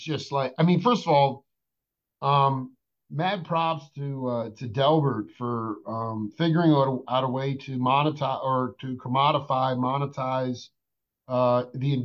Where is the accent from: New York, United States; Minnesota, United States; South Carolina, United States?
New York, United States; moved away; I'm from New York